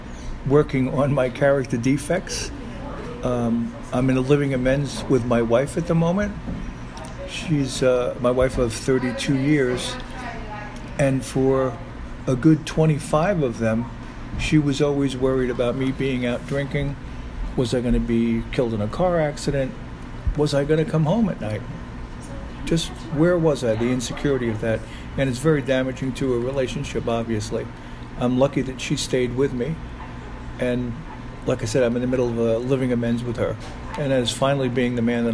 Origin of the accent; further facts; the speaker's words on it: New York City, New York, United States; also born or lived in Bar Harbor, Maine; now in Tampa, United States; I'm from New York City originally